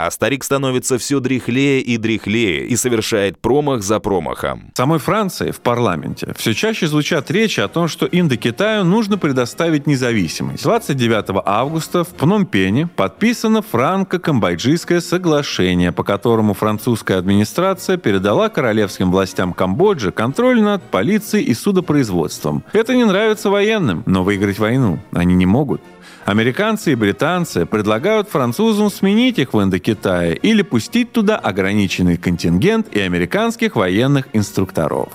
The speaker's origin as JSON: {"language": "Russian", "town": "Krasnogorsk", "region": "Moscow Oblast", "country": "Russia", "tie": "born or raised there", "said": "Красногорск — это мой родной город"}